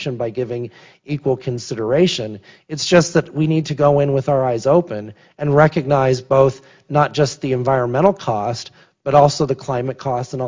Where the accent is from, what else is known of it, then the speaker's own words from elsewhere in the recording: the West, United States; I'm from the West, irrigation canals in the West